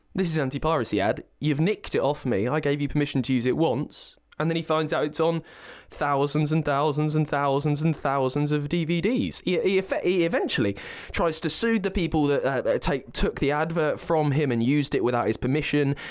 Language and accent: English; Berkshire, South East England, United Kingdom; I'm from Berkshire